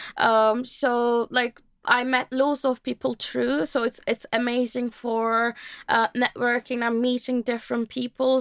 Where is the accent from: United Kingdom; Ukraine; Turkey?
Turkey; moved away as an adult; now in Ireland; I am, uh, from Turkey originally, um, and, um, I've been living in Ireland almost for, uh, four years